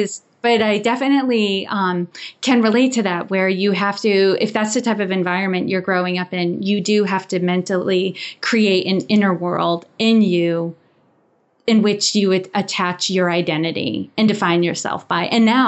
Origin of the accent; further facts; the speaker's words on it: Worcester, Massachusetts, United States; I grew up in Worcester, Massachusetts. And kind of to give you that picture, it's a city in Massachusetts and it's an old mill town.